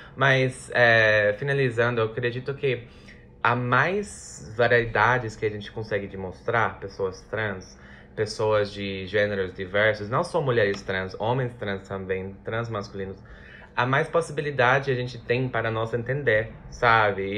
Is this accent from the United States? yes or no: yes; United States; Portuguese is a second language; now in Brazil; Eu sou dos Estados Unidos